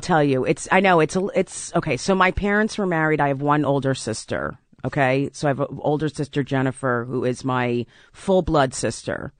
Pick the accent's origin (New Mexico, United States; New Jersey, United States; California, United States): New Jersey, United States; South Orange; I grew up in South Orange, New Jersey